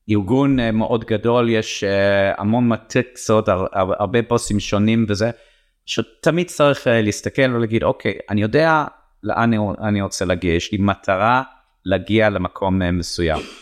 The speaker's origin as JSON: {"language": "Hebrew", "region": "England", "country": "United Kingdom", "tie": "born or raised there", "second_language": "Hebrew", "moved": "yes", "lives_now": "Israel", "said": "איזה מזל שעליתי ארצה, איזה מזל שגדלתי את הילדים פה, אה, במיוחד שאני רואה את החברים אה, שגדלתי איתם באנגליה"}